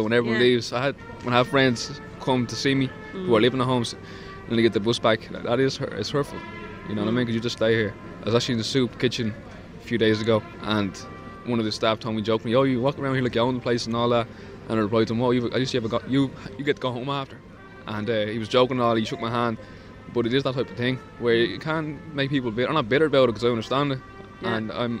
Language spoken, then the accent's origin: English; Bray, Leinster, Ireland; From Bray.